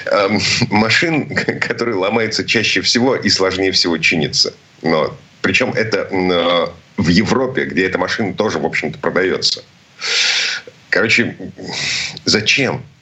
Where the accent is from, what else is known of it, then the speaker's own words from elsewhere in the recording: Saint Petersburg, Russia; из Петербурга